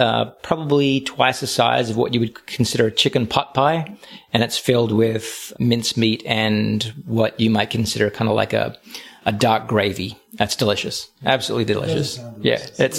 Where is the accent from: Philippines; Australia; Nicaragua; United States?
Australia; I hope my fellow Australians treated you with respect, and you enjoyed representing the USA in my hometown.